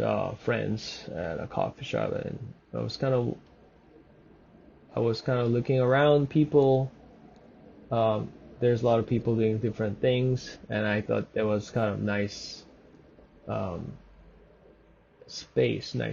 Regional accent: Seoul, South Korea; moved away as an adult; also born or lived in Vancouver; now in Toronto, Canada; I grew up in Seoul, so Seoul is a big city

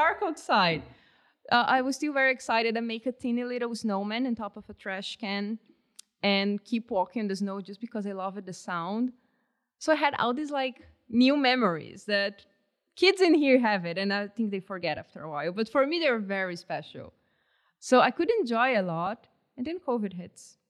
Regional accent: Brazil; English is a second language; moved away as an adult; now in Canada; I'm from a tropical country

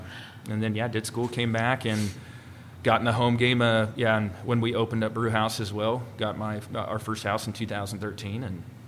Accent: Grover Beach, California, United States; also born or lived in Alaska / San Diego; Born and raised in Grover Beach.

